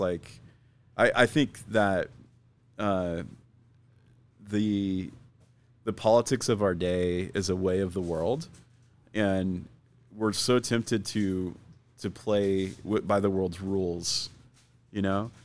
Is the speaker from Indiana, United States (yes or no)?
no; Phoenix, Arizona, United States; also born or lived in Scottsdale; I grew up here in Phoenix